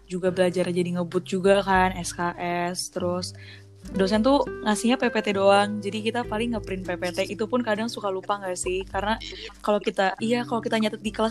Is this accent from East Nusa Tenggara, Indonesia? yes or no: no; Jakarta, Indonesia; now in Malang, Indonesia; karena aku kan dari Jakarta ya, pindah ke Malang